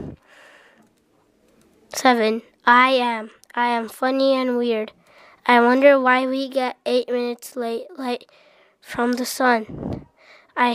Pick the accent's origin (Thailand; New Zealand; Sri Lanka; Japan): Japan; I'm from Japan